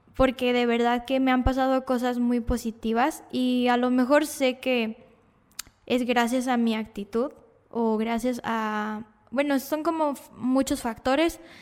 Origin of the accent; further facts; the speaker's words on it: Monterrey, Nuevo León, Mexico; Yo vivía en Cumbres, que es un sector donde hay muchas privadas, y entonces yo podía salir a jugar libremente con los niños, no había tanta, tanto problema de, de que pasara algún coche, entonces nos mudamos al centro de Monterrey